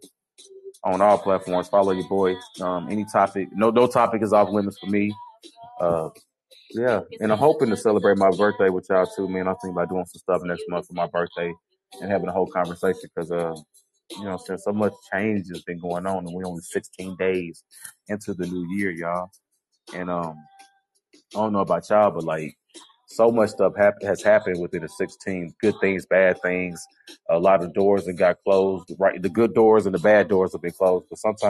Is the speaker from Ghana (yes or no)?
yes; Ghana; Well, I'm from Ghana.